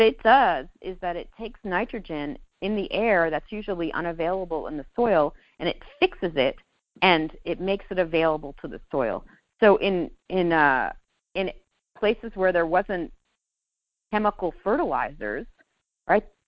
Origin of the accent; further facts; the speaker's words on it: New York, United States; moved away; I'm a Jew from New York